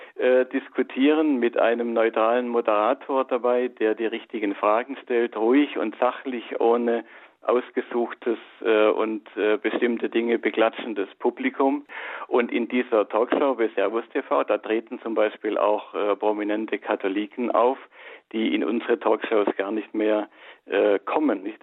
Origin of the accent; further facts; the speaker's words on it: Germany; bei uns in Deutschland